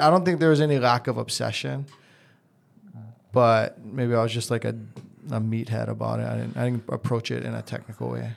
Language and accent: English; Hawaii, United States; growing up in Hawaii